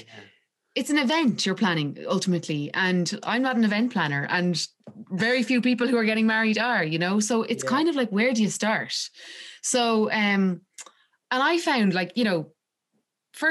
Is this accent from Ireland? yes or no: yes; Castleknock, Leinster, Ireland; I'm from Castleknock, and I've lived in Castleknock my whole life.